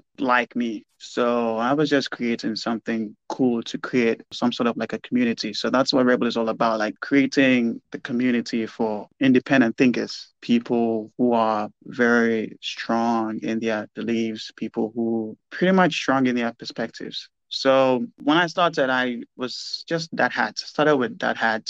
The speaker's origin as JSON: {"language": "English", "country": "Ghana", "tie": "born or raised there", "said": "In Ghana in particular"}